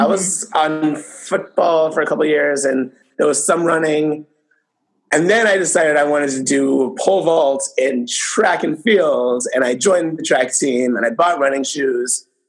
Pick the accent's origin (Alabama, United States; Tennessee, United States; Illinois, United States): Illinois, United States; Northwest suburbs of Chicago; now in Chicago, United States; I live in Chicago. I'm from the Northwest suburbs, where Jacqueline's from.